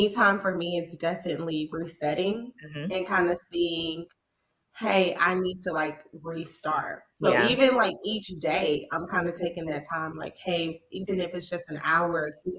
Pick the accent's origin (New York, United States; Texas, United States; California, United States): New York, United States; growing up in New York